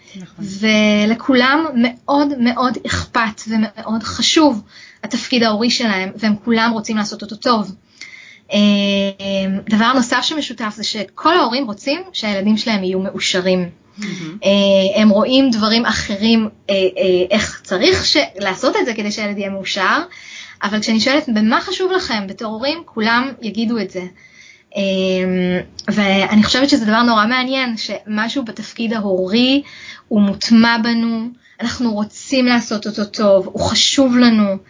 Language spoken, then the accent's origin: Hebrew; Israel; now in Canada; בתור ישראלים, יש לנו קטע, אנחנו יזמים